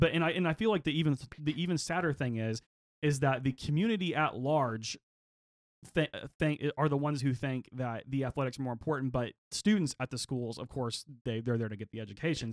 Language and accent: English; Oklahoma, United States; growing up in Oklahoma, we do kinda have a gun culture here